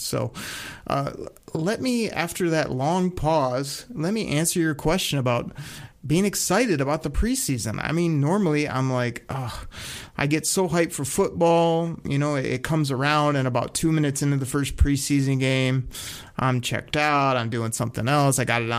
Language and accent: English; Michigan, United States; I'm from Michigan.